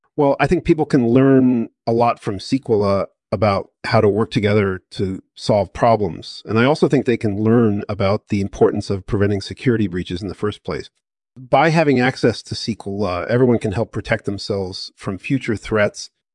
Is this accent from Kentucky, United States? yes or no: no; California, United States; I was born in America and I grew up in California